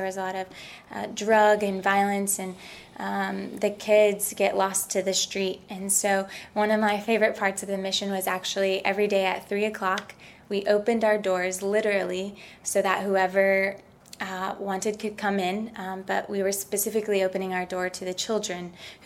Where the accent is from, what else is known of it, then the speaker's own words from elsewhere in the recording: Tennessee, United States; moved away; also born or lived in Ecuador; I'm from Tennessee